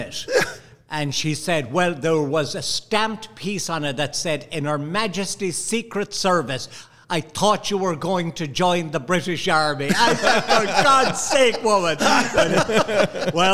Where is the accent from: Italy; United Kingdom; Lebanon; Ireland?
Ireland; moved away as an adult; also born or lived in Dublin; now in Minneapolis, United States; Ballyhonus, my hometown